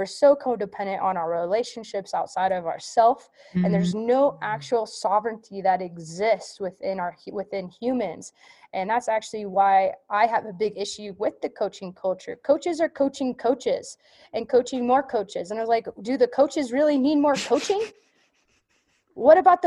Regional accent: Nevada, United States; also born or lived in California; my home state, Nevada

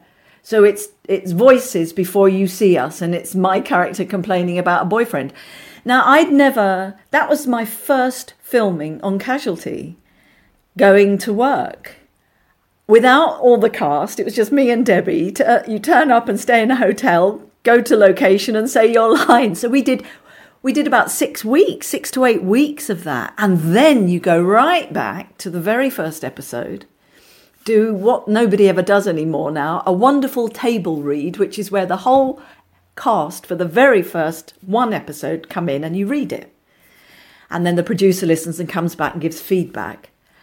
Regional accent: Forest Hill, London, United Kingdom; from Forest Hill. What am I doing here, you know?

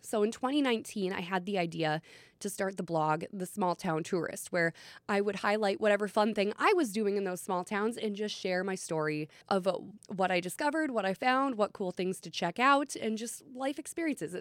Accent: Long Prairie, Minnesota, United States; moved away; I'm from Long Prairie, Minnesota, small town in central Minnesota, county seat for Todd County. I was born and raised there

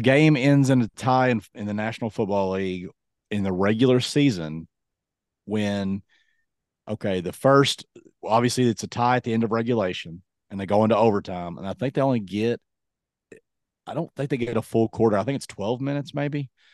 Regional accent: Kentucky, United States; moved away; I'm from Kentucky.

